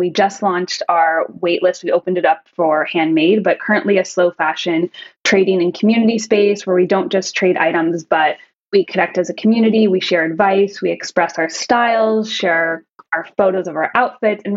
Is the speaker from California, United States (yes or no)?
yes; Los Angeles, California, United States; moved away as an adult; now in Amsterdam, Netherlands; I am originally from Los Angeles, California, more specifically the San Fernando Valley